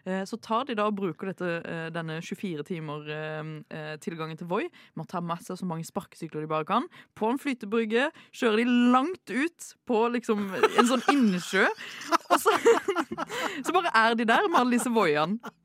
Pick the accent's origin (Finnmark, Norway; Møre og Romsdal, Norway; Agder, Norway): Agder, Norway; i min hjemby hjemfylke, mitt hjemfylke, eh, Agder